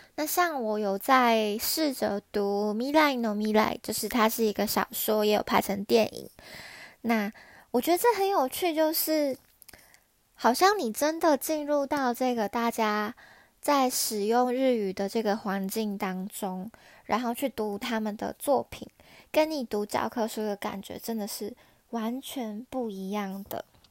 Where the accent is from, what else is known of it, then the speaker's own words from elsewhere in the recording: Taiwan; now in Japan; 我是在日本工作的台湾人